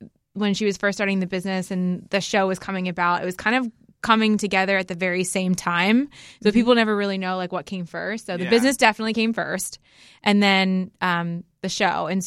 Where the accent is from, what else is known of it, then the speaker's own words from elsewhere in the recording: Philadelphia, Pennsylvania, United States; also born or lived in St. Thomas / Miami; now in Nashville, United States; I'm originally from Philadelphia.